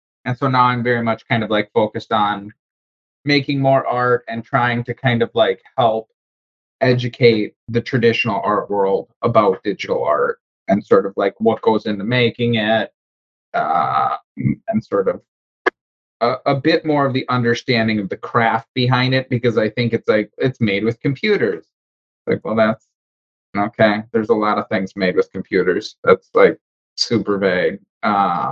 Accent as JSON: {"language": "English", "region": "Wisconsin", "country": "United States", "moved": "yes", "lives_now": "Charleston, United States", "said": "I'm from Wisconsin, currently living in Charleston."}